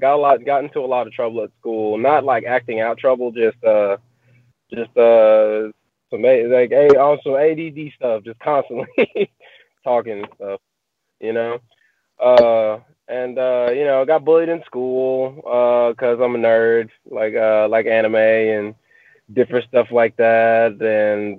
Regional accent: Marshall, Texas, United States; I grew up in Marshall, Texas

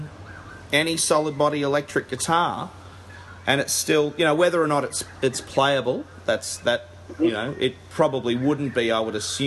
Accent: Caloundra, Queensland, Australia; I come from Caloundra on the Sunshine Coast

